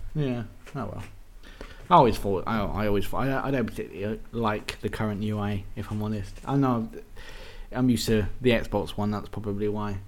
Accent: England, United Kingdom; being English people

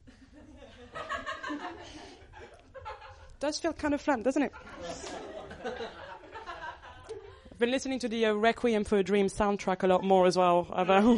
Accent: Paris, Île-de-France, France; moved away as an adult; now in Birmingham, United Kingdom; I moved from Paris to Birmingham

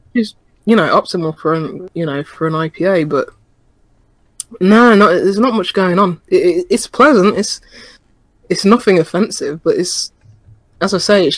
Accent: United Kingdom; As a Brit

